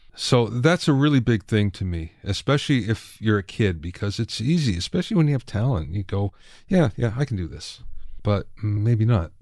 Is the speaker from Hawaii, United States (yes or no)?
no; Minersville, Pennsylvania, United States; growing up in Minersville, Pennsylvania, where there's five thousand people